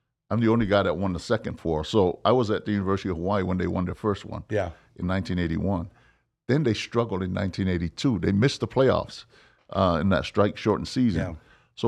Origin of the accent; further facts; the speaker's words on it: Samoa; now in United States; I think about how I grew up in Samoa, man. You know, when you didn't even get a ball to play with.